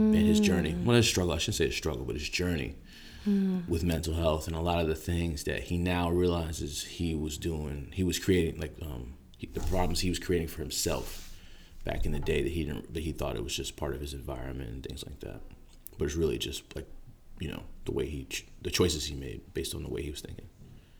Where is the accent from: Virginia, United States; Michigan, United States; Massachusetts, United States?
Virginia, United States; D.C.; also born or lived in South Florida; now in San Francisco, United States; I'm from Virginia, grew up outside of Washington, D.C.